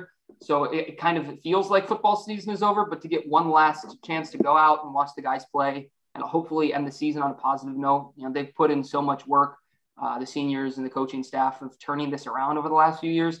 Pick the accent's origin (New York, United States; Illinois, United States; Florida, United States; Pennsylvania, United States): Illinois, United States; I'm from Illinois. Okay. I'm Midwest.